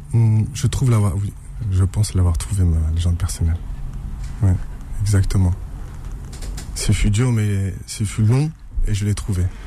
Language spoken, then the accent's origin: French; Saint-Ouen, Île-de-France, France; J'ai grandi à Saint-Ouen.